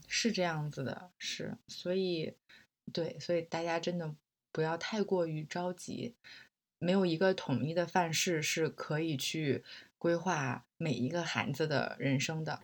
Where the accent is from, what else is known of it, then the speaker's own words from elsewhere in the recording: Beijing, China; also born or lived in Nanjing, Jiangsu; 我是小学的时候从南京转到北京来的